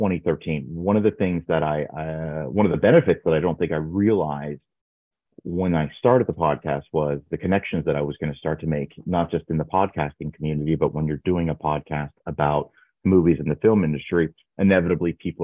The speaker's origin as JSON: {"language": "English", "country": "Canada", "said": "I'm from Canada"}